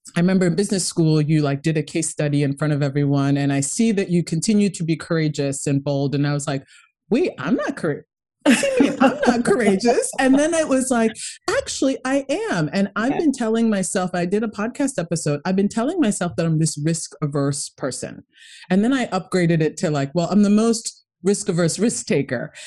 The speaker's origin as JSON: {"language": "English", "country": "Kenya", "tie": "born or raised there", "moved": "yes", "said": "I'm originally from Kenya. My my whole family um, is pretty much there, and it's you know we came from a very tough upbringing."}